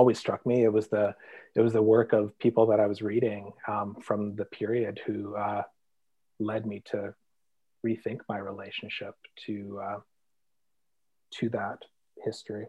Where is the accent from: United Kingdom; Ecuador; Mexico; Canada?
Canada; Kenora, Ontario; I grew up in Kenora. I was born in Kenora